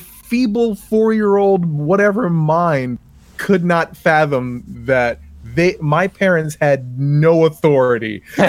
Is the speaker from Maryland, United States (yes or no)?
yes; Maryland, United States; I'm from Maryland